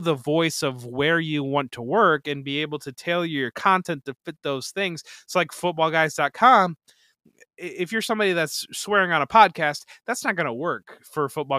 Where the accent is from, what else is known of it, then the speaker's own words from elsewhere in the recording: Toledo, Ohio, United States; So I grew up in Northwest Ohio. So I grew up in Toledo area, and I grew up in the basically the Ohio Michigan strip.